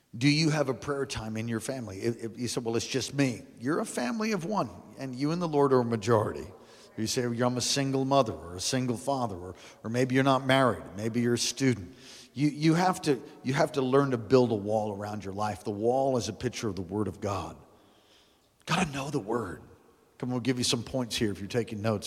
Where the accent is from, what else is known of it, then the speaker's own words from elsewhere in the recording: United States; I'm a Christian first before I'm, before I'm an American